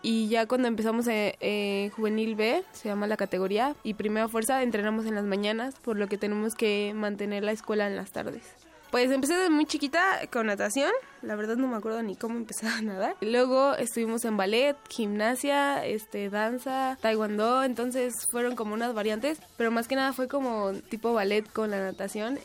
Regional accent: Mexico City, Mexico; Nací en la Ciudad de México el 22 de enero de 1996

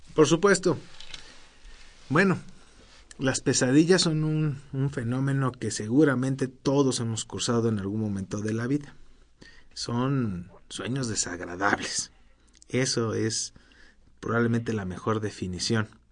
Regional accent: Mexico

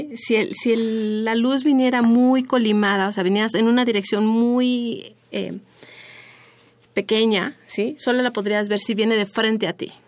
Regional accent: Mexico; como mexicanos

